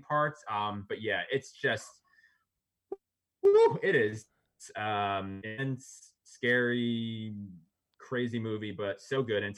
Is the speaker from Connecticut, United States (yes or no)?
no; New Jersey, United States; actually from Jersey, so shout out to my home state